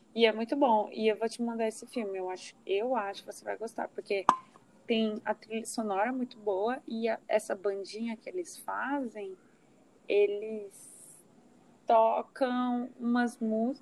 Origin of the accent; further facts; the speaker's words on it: Uberaba, Minas Gerais, Brazil; eu sou de Uberaba